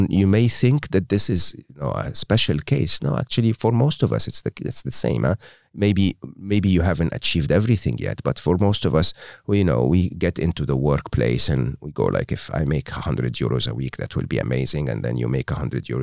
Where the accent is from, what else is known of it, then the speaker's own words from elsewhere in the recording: Egypt; English is a second language; I was born and raised in Egypt uh, educated in a public school and a public uh, university in Egypt.